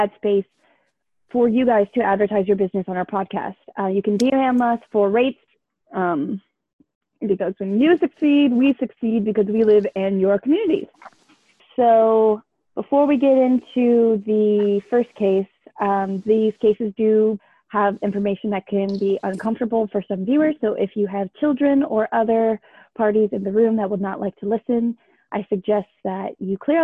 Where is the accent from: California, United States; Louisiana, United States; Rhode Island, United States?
California, United States; Bay Area; I'm from the Bay Area in California